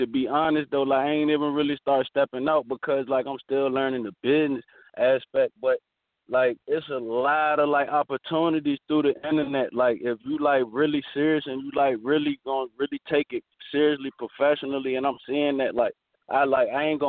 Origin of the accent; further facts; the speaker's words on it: Virginia Beach, Virginia, United States; I grew up in Virginia Beach, Virginia